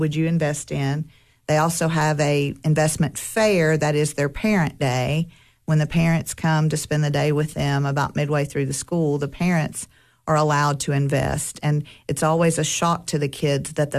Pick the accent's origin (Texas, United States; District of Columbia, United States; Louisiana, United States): Louisiana, United States; moved away as an adult; now in Cookeville, United States; I am originally from Louisiana and moved up here in 1988 with my husband